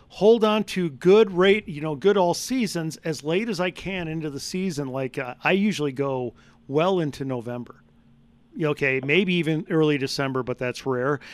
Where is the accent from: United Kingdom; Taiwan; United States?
United States; Wisconsin; moved away; I come from Wisconsin